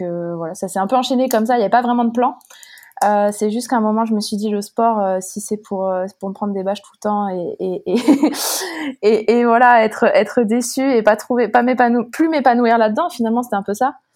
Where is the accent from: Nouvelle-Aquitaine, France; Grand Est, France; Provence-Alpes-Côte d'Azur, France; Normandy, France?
Grand Est, France; Chaumont; moved away; also born or lived in Montpellier; je viens du nord-est de la France à l'origine. Euh, de Chaumont, donc préfecture de la Haute-Marne